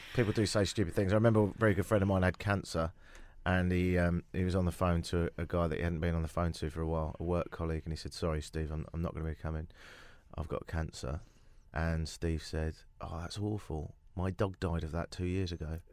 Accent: United Kingdom; moved away as an adult; now in Toronto, Canada; I've always considered myself as, as much of a European as I have as a Brit, and in more recent years, slightly Canadian

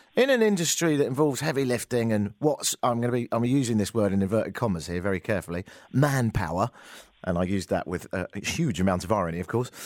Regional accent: England, United Kingdom; moved away; I'm English

